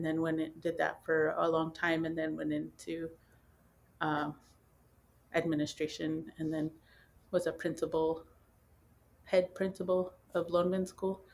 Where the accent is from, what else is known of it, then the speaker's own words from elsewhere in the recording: Pine Ridge Reservation, South Dakota, United States; I was born and raised on the Pine Ridge Reservation